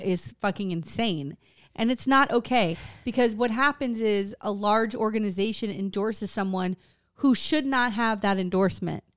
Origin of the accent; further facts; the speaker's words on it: Wilton Manors, Florida, United States; I grew up in Wilton Manors